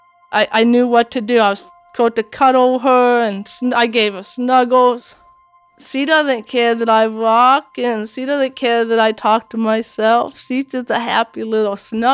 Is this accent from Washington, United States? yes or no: yes; Washington, United States; English is a second language; also born or lived in Latvia; I came to Washington State